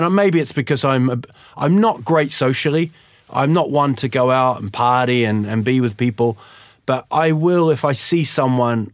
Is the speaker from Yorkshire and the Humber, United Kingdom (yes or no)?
yes; Huddersfield, Yorkshire and the Humber, United Kingdom; now in Sweden; I was born in Huddersfield in, in England, and uh, just sort of went back there